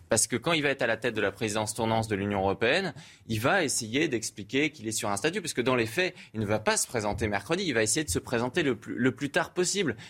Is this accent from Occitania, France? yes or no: no; Brittany, France; je suis breton